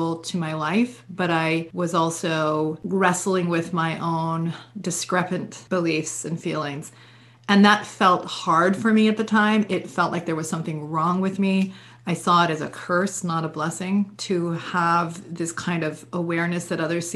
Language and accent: English; Vermont, United States; I grew up in Vermont.